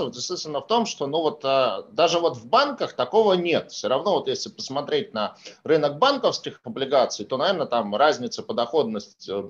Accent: Saint Petersburg, Russia; Кстати, вот, э, вот. в Санкт-Петербурге, в моем родном городе, из года в год пытаются запустить э, тему таких пассажирских речных перевозок.

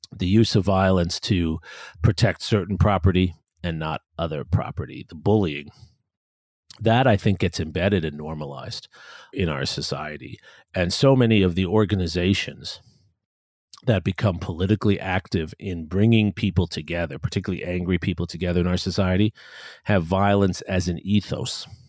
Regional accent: New York City, New York, United States; now in Austin, United States; I had a difficult time as a kid growing up in New York as from a, a immigrant family

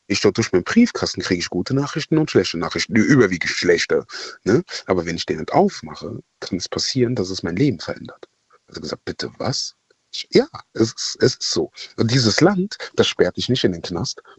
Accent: Ghana; now in Germany; Ähm, ich bin ursprünglich aus Ghana.

